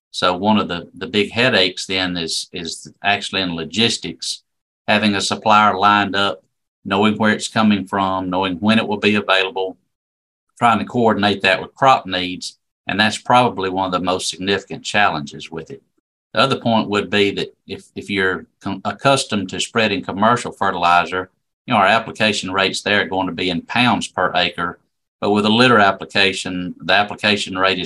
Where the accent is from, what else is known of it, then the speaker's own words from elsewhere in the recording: Pineapple, Alabama, United States; also born or lived in Crossville, Alabama; I'm originally from Pineapple, Alabama, down in South Alabama, East Wilcox County.